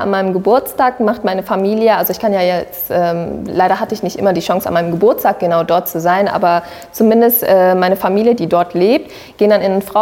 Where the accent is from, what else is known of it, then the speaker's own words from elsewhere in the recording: Sri Lanka; ich bin eine Tamilin. Ja, also ich habe eine sehr, sehr starke Verbindung äh, zu meinen äh, zu meiner Heimatland kann ich jetzt so mal sagen.